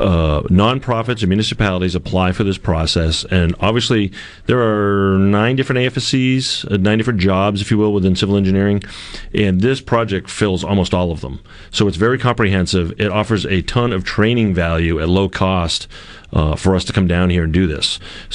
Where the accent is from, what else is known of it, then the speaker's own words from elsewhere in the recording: New Hampshire, United States; moved away as an adult; now in Massachusetts, United States; So I'm from New Hampshire, and then I met my bride that's sitting to my left and moved to Massachusetts.